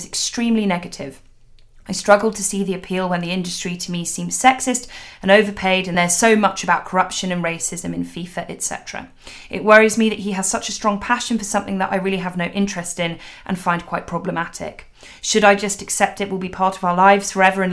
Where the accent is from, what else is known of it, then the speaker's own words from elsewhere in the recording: London, United Kingdom; I grew up really near Wembley Stadium